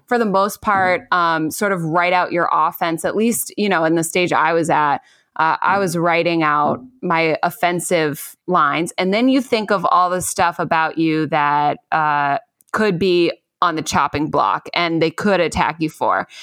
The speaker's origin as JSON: {"language": "English", "town": "Chicago", "region": "Illinois", "country": "United States", "moved": "yes", "said": "I'm from Chicago, so I'm very, you know, familiar with Chicago itself"}